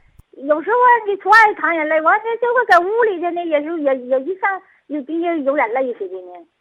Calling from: Changchun, Jilin, China; 我是长春的听众，我那啥玩意儿，我的今年七十，

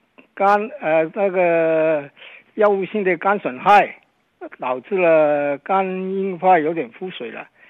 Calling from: Guangzhou, Guangdong, China; 啊，你好，我我是广州的。

